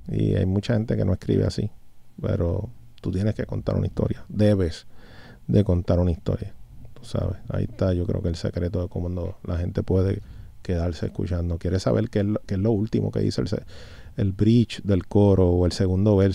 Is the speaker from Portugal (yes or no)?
no; Puerto Rico; por tenerme aquí en mi isla, en el 100 por 35, de donde soy, de donde vengo y hacia donde salgo, brother, en realidad, a dejarle de saber a la gente lo que nosotros hacemos aquí en Puerto Rico.